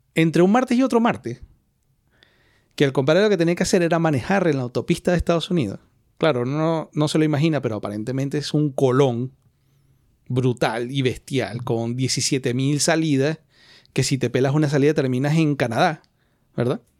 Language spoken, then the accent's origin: Spanish; Venezuela; now in Spain; ni siquiera como latinos, como venezolanos